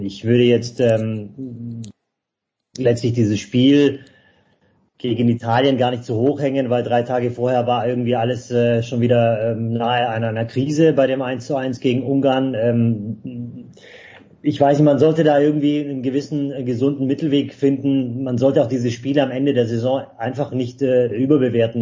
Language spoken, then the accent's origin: German; Stuttgart, Baden-Württemberg, Germany; ich bin in der Stadt geboren